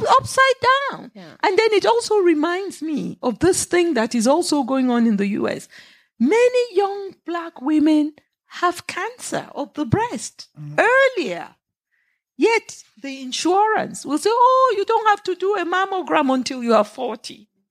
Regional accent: Nigeria; moved away; I'm Nigerian

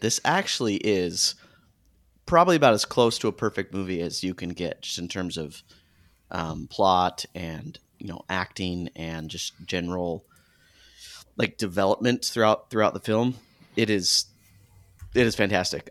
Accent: Arizona, United States; I grew up in Arizona

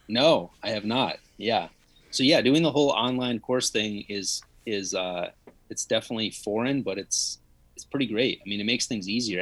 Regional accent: Connecticut, United States; home where I grew up in Connecticut

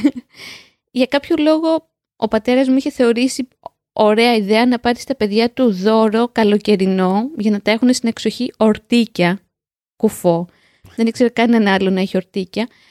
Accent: Piraeus, Attica, Greece; Στο σπίτι μεγαλώσαμε, στον Πειραιά.

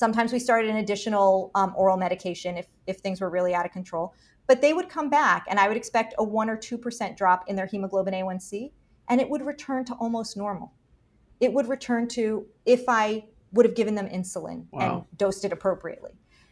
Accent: Miami, Florida, United States; I'm from Miami.

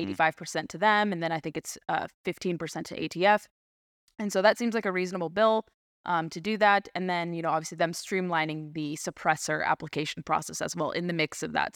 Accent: California, United States; moved away; growing up in California

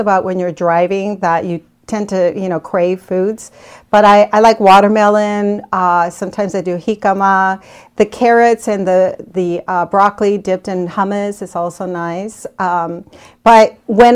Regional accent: Arizona, United States; moved away; I grew up in Arizona

